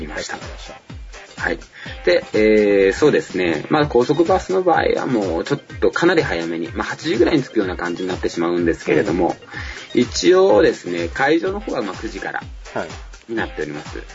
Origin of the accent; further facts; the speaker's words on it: Fukuoka, Japan; 私、あの、福岡の出身で